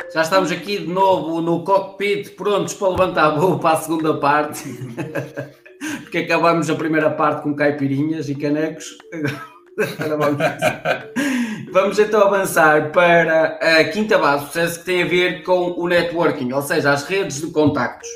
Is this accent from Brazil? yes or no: no; São João da Madeira, Aveiro District, Portugal; Eu sou aqui da zona de Espinho, eu sou aqui da zona São João da Madeira